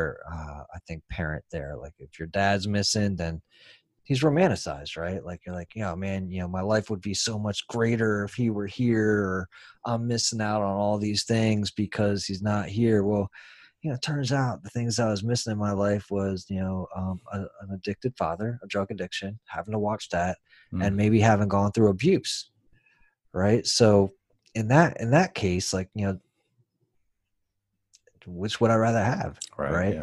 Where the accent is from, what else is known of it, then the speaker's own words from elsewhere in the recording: San Francisco, California, United States; I was born in San Francisco